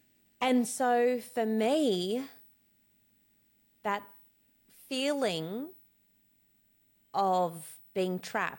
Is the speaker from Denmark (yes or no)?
no; Cape Town, Western Cape, South Africa; born there; And so I was born in 1984 in Cape Town, South Africa, at the peak of the apartheid, and Nelson Mandela was in prison.